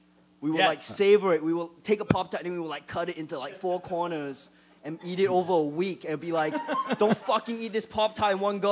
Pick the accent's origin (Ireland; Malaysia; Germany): Malaysia; Johor Bahru, Johor; moved away as an adult; also born or lived in Singapore / Australia; now in United States; growing up in Malaysia